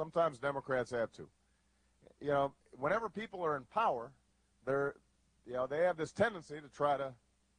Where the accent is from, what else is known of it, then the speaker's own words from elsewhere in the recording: Chicago, Illinois, United States; I come from Chicago.